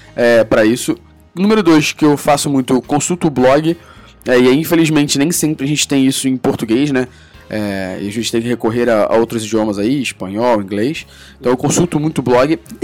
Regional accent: Rio de Janeiro, Brazil; accent: chiado; eu sou do Rio. É. então a gente fala muito chiado aqui

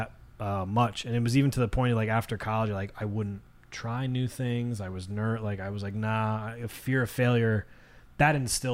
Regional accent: Monroe, United States; Especially growing up in Monroe.

